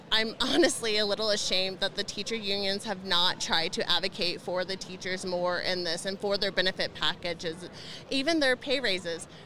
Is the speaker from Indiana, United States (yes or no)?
yes; Indiana, United States; now in Colorado, United States; and but when I came from Indiana to Colorado, I became a mom, you know, got married, we bought a house